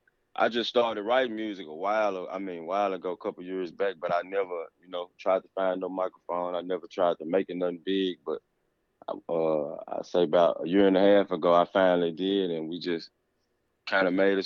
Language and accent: English; Dyersburg, Tennessee, United States; I'm from Tennessee, man.